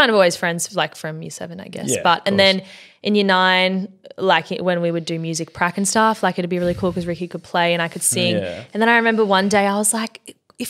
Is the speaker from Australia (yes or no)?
yes; Sydney, New South Wales, Australia; We are both from the Shire